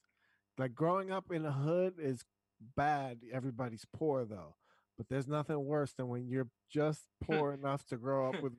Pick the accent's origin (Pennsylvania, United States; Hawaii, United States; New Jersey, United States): New Jersey, United States; Hasbrouck Heights; I grew up in Hasbrook Heights. That's the ghetto.